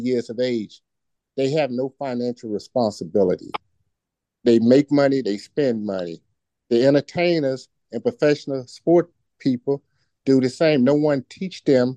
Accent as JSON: {"language": "English", "town": "Shreveport", "region": "Louisiana", "country": "United States", "moved": "yes", "lives_now": "Virginia Beach, United States", "said": "from Virginia Beach, originally from Shreveport, Louisiana"}